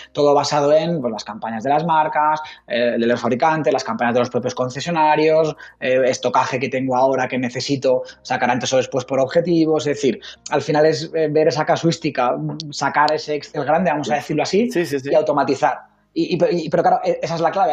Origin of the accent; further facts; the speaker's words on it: Logroño, La Rioja, Spain; also born or lived in Zaragoza; Riojanito convencido. Nací aquí en, en, en Logroño y aquí, vamos a, a, a morir aquí por, por, por Logroño